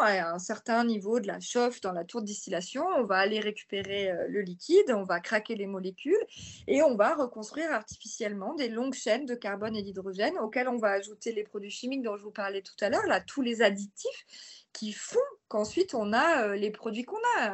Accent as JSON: {"language": "French", "area": "near Marseille", "region": "Provence-Alpes-Côte d'Azur", "country": "France", "tie": "born or raised there", "said": "je suis originaire de près de Marseille"}